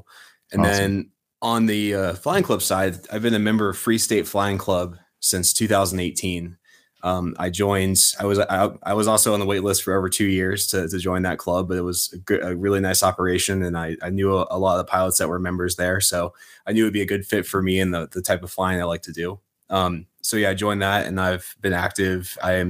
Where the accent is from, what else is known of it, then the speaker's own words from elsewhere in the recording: Pennsylvania, United States; now in Maryland, United States; I'm originally from Central Pennsylvania, and I moved here to Maryland, and started saving money again and finished my pilot's license.